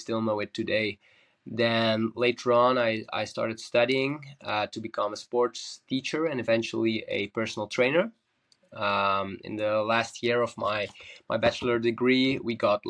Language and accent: English; Belgium; I'm a surfer from Belgium